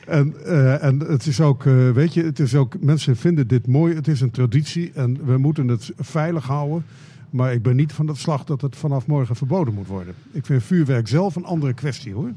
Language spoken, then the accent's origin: Dutch; Friesland, Netherlands; now in Groningen, Netherlands; ik ben in Friesland opgegroeid